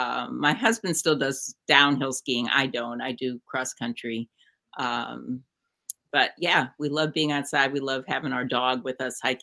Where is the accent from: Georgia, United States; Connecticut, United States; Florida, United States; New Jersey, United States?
New Jersey, United States; Pizza. I'm from New Jersey. We're the center of the pizza universe.